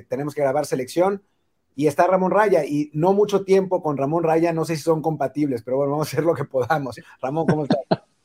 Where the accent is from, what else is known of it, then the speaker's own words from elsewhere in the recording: Mexico; somos mexicanos